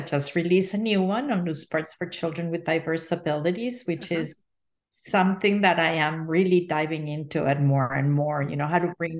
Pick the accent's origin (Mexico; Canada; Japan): Mexico; now in United States; I was actually born and raised in Mexico.